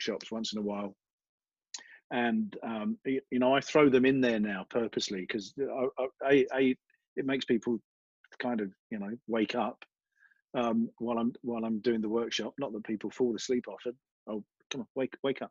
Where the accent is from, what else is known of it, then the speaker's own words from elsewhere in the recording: London, United Kingdom; now in United States; what part of Australia are you from? And I say London